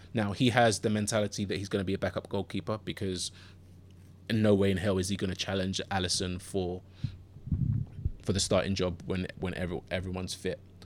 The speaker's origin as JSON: {"language": "English", "region": "London", "country": "United Kingdom", "tie": "born or raised there", "also_born_or_lived": "Ghana", "accent": "London or Southern England", "said": "I grew up in Southeast London. Um, grew up in, I grew up in Bermondsey and originally born in Ghana and then moved to London w, uh, with my parents when I was th, when I was three and a half."}